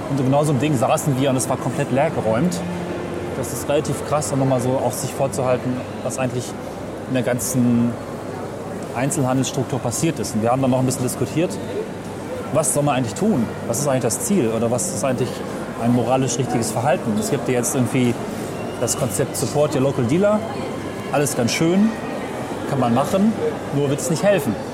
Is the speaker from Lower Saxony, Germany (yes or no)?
yes; Lower Saxony, Germany; Also ich komme ja aus dem Umland von Hameln. Und die nächst kleinere Stadt, Hessisch-Ollendorf, ist seitdem ziemlich verfallen.